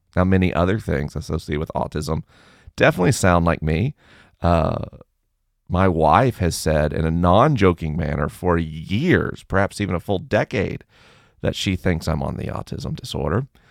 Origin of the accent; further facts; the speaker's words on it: the South, United States; I grew up in the South